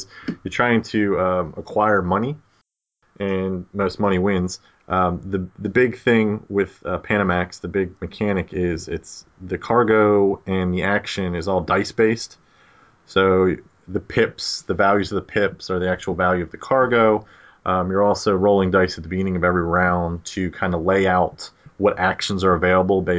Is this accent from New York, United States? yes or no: no; Baltimore, Maryland, United States; accent: Baltimore; My Baltimore accent